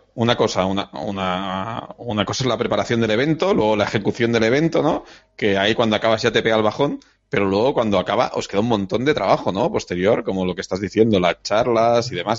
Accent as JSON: {"language": "Spanish", "region": "Catalonia", "country": "Spain", "said": "yo soy catalán"}